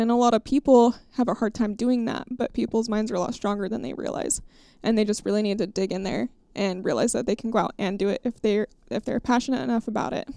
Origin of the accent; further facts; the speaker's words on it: Idaho, United States; my home state of Idaho.